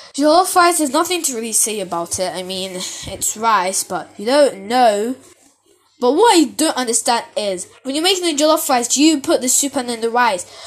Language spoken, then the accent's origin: English; United Kingdom; I'm British